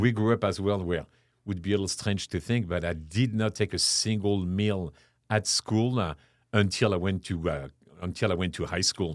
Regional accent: Chartres, Centre-Val de Loire, France; English is a second language; moved away as an adult; also born or lived in London / Paris / Lenox, Massachusetts; now in San Antonio, United States; born and raised in France, uh, I grew up in a small town called Chartres, which is about an hour west of, uh, west of Paris

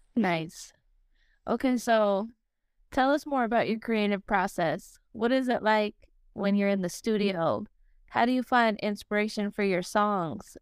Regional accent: Las Vegas, Nevada, United States; born or raised there; moved away as an adult

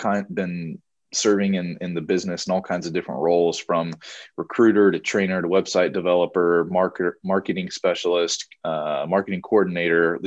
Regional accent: Kansas City, United States; I grew up in the Kansas City area

